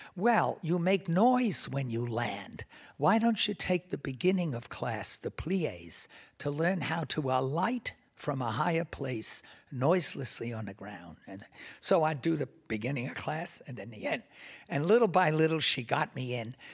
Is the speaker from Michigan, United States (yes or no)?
no; New York City, New York, United States; I grew up in Washington Heights, which is basically north of Harlem and south of Inwood Hill Park